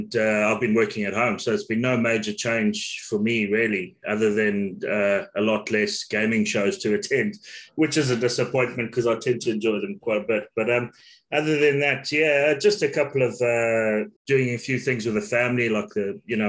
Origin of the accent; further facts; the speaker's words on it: Zimbabwe; moved away; I'm originally from Zimbabwe